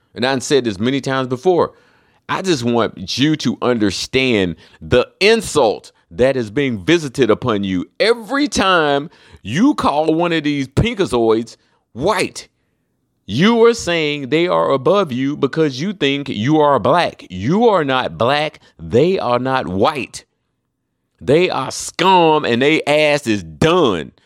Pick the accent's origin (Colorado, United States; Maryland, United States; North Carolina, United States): North Carolina, United States; Charlotte; now in Florida, United States; I'm from Charlotte